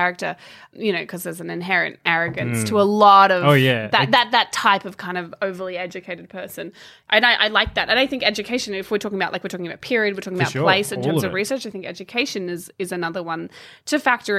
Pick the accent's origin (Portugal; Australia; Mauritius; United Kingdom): Australia; I got accused of not being Australian because I didn't fit the mold.